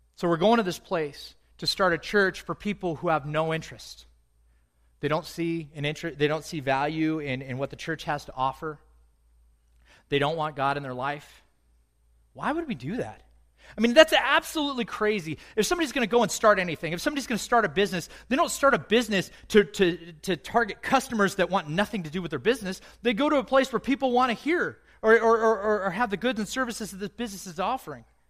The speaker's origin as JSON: {"language": "English", "country": "United States", "said": "I'm white. I'm American"}